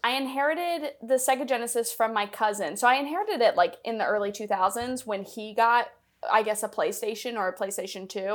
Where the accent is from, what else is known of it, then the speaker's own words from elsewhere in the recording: Tennessee, United States; also born or lived in Chicago; now in Los Angeles, United States; I'm from Tennessee